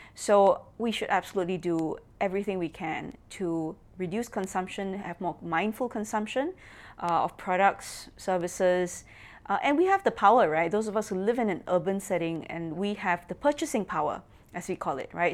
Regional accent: Singapore; I'm from Singapore

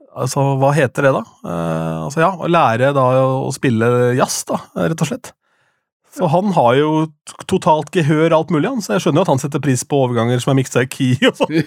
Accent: Askim, Østfold, Norway; hjemme i Askim

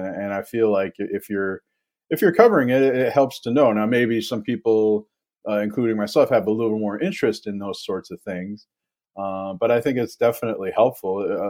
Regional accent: Ann Arbor, Michigan, United States; I grew up in Metro Detroit in Ann Arbor, and we had a sports media column there, who was coming and going. It was the mid 1990s. We got sports talk radio in Detroit

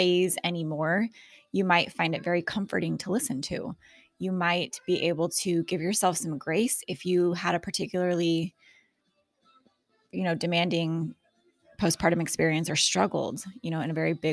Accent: Alaska, United States; I'm also from Alaska

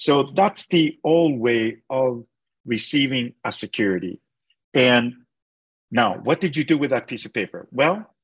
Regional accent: Canada; I'm a Canadian

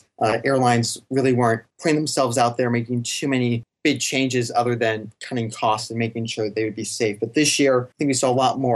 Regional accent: New York City, New York, United States; moved away as an adult; now in Melbourne, Australia; I'm originally from New York City, born and raised there

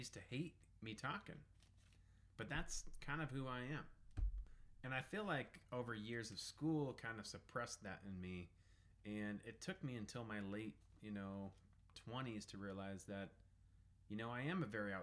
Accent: Southern Colorado, United States; I was raised in Southern Colorado

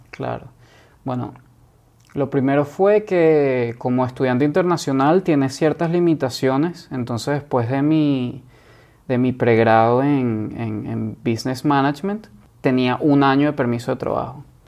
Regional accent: Caracas, Capital District, Venezuela; moved away as an adult; also born or lived in Boston, United States; now in San Francisco, United States; yo me fui a los 18 años de Venezuela, de Caracas, y me fui a Boston

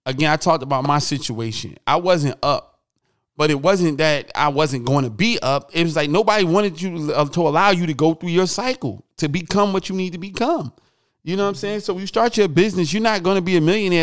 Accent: Newark, New Jersey, United States; I'm from Newark

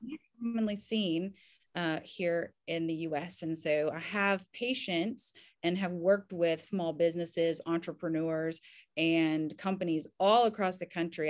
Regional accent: Southern Kentucky, United States; also born or lived in Indiana; now in Nashville, United States; I'm actually technically from Southern Kentucky, and grew up in Kentucky and Indiana here in the US

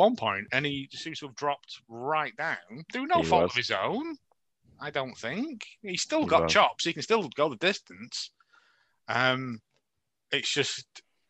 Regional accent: United Kingdom; We're both British

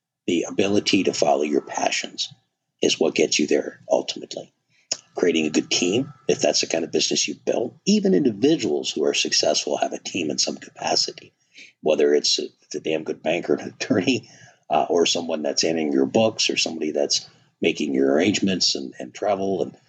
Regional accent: Wisconsin, United States; Growing up in Wisconsin, you bet.

